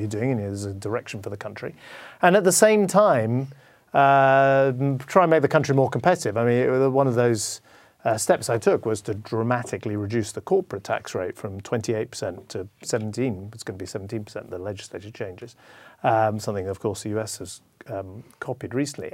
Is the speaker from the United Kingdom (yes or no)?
yes; United Kingdom; I'm, I'm British